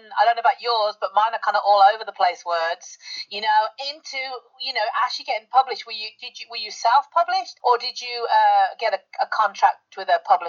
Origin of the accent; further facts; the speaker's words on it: United Kingdom; I'm the Brit.